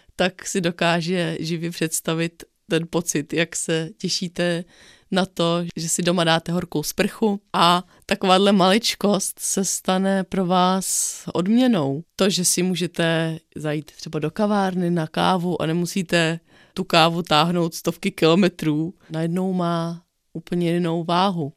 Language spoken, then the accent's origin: Czech; Bohemia, Czechia; u nás v Čechách, na Šumavě